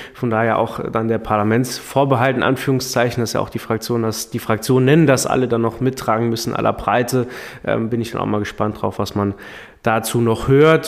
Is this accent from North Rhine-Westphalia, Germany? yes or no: no; Saarland, Germany; als Saarländer